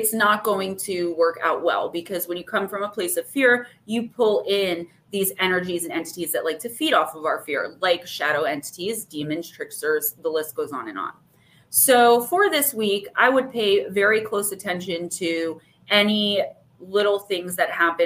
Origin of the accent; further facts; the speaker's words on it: Paterson, New Jersey, United States; I'm from New Jersey